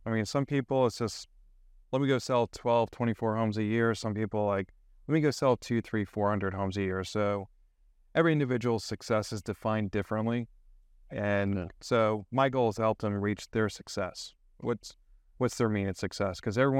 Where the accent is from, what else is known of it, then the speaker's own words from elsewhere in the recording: Gaithersburg, Maryland, United States; also born or lived in New York; I wasn't born in Maryland. I was born upstate New York, moved around for the first 12 years of my life, landed in Maryland, Gaithersburg, Quince Orchard boy.